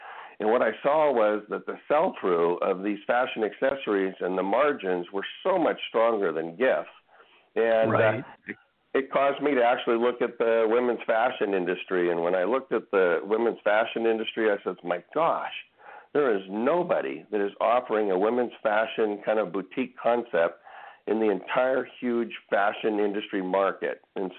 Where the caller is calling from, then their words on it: Sacramento, California, United States; I'm calling from Northern California up in the Sacramento area.